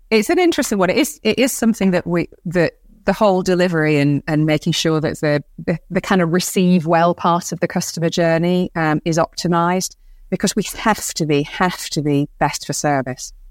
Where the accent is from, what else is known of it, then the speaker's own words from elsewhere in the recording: Bradford, Yorkshire and the Humber, United Kingdom; moved away as an adult; I grew up in Bradford